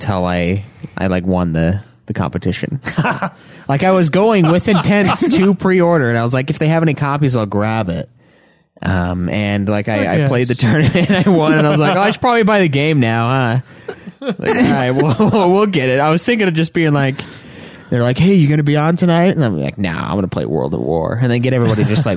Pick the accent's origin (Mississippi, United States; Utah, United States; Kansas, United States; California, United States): Utah, United States; Provo; I was born in Provo